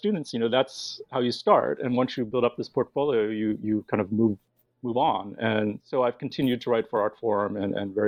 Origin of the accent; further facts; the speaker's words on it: Villanova, Pennsylvania, United States; I'm from Philadelphia, or rather the area around Philadelphia, a town called Villanova